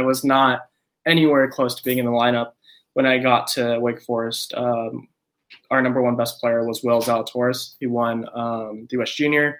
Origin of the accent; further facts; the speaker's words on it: San Jose, California, United States; also born or lived in Japan / Hawaii; So I was born in Japan. But when I was 2 years old, I moved to Hawaii. Then when I was 6 years old, I moved to San Jose, California.